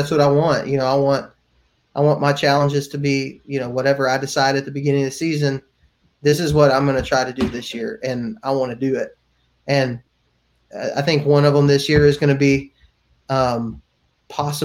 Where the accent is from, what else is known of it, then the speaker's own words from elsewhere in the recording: Texas and Alabama, United States; I was raised in the South. I was raised in Texas and in Alabama